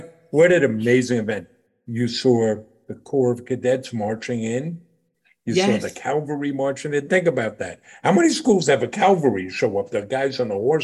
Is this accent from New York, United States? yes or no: yes; New York, United States; we're from New York. I grew up here in New York